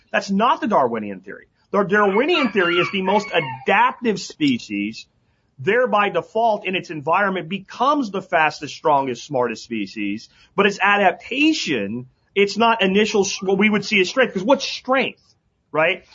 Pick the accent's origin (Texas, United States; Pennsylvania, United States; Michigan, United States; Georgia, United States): Pennsylvania, United States; moved away; where I grew up in Pennsylvania